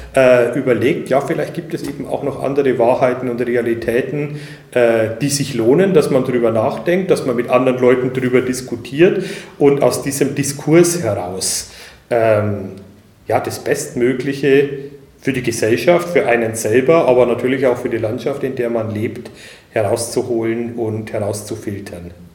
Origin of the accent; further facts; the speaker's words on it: northern Upper Palatinate, Bavaria, Germany; moved away; Ich komme selber aus der nördlichen Oberpfalz